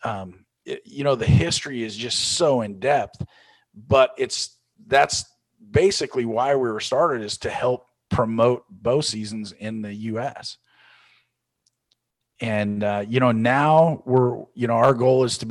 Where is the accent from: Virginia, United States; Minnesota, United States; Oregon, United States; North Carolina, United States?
Oregon, United States; I'm from the West Coast out in Oregon